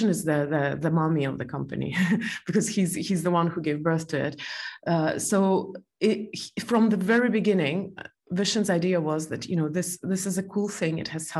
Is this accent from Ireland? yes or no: no; Estonia; also born or lived in Belarus; I'm originally from Estonia, but I was born in Belarus